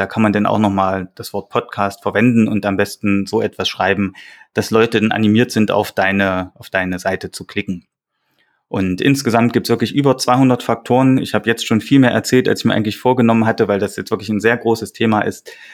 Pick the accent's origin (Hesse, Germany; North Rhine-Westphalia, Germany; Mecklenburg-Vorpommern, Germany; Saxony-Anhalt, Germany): Saxony-Anhalt, Germany; now in Thuringia, Germany; Ich komme eigentlich aus Sachsen-Anhalt